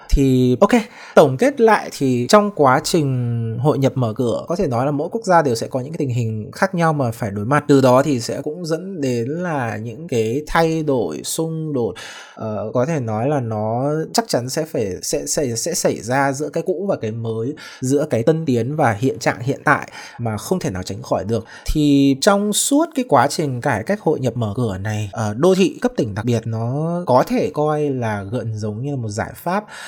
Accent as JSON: {"language": "Vietnamese", "region": "Haiphong", "country": "Vietnam", "tie": "born or raised there", "said": "mình thì là sinh ra tại Hải Phòng"}